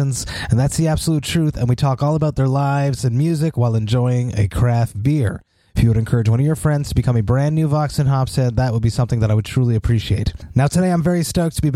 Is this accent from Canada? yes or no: yes; Montreal, Quebec, Canada; my hometown, Montreal